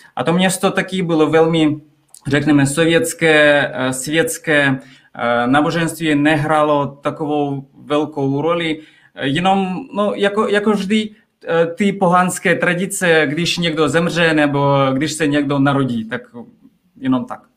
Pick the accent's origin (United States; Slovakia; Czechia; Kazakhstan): Kazakhstan; Czech is a second language; moved away as an adult; now in Czech Republic; já jsem z malého města, které je 300 kilometrů od Almaty